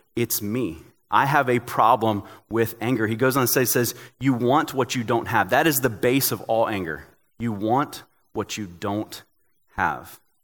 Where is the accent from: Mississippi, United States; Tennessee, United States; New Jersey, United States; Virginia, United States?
Tennessee, United States; I'm from Tennessee